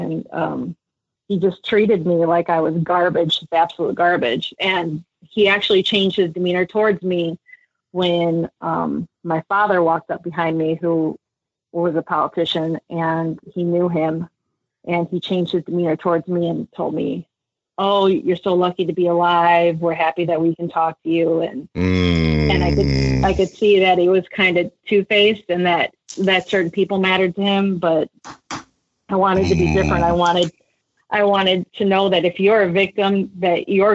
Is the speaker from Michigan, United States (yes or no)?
no; Chicago, Illinois, United States; I grew up in Chicago and I didn't live in the best neighborhood